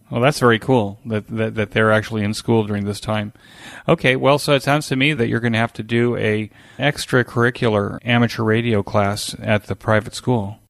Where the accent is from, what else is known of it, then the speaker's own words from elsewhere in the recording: United States; we did as kids growing up in America